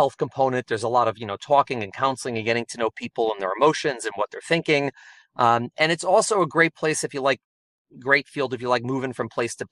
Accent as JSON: {"language": "English", "town": "Chicago", "region": "Illinois", "country": "United States", "also_born_or_lived": "New York", "moved": "as an adult", "lives_now": "New Jersey, United States", "said": "I'm originally from Chicago, and I came out to New York for undergraduate for college."}